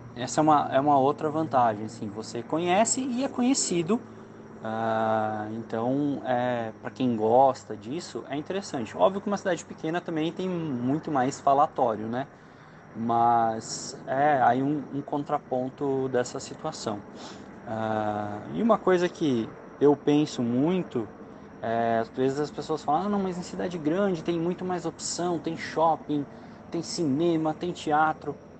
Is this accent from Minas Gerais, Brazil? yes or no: no; Lajeado, Rio Grande do Sul, Brazil; moved away as an adult; also born or lived in Bento Gonçalves / Santa Maria / São Paulo / Barueri; now in Brotas, Brazil; eu nasci no Rio Grande do Sul, uh, numa cidade pequena chamada Lajeado